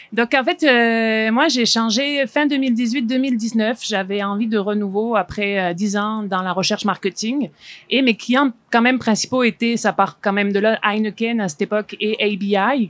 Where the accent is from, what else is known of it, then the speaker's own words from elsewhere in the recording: France; now in Quebec, Canada; moi, en tant que Française